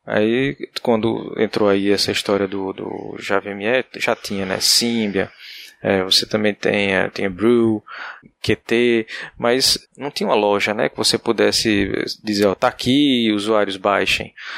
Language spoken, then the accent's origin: Portuguese; Paraíba, Brazil; moved away as an adult; also born or lived in Campina Grande; now in Recife, Brazil; Eu sou da Paraíba, graduação em Campina Grande